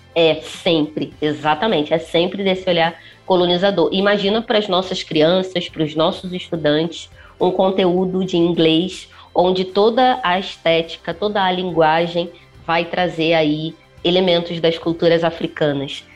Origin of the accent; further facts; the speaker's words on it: Rio de Janeiro, Brazil; accent: carioca; moved away as an adult; now in São Paulo, Brazil; Eu sou carioca, a Piraporiando nasceu no Rio, mas a gente começou a vir aos pouquinhos para São Paulo e estamos aqui há quase três anos, aqui em Pinheiros